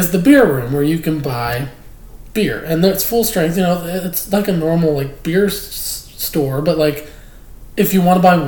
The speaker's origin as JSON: {"language": "English", "region": "Pennsylvania", "country": "United States", "tie": "born or raised there", "moved": "yes", "said": "growing up in Pennsylvania"}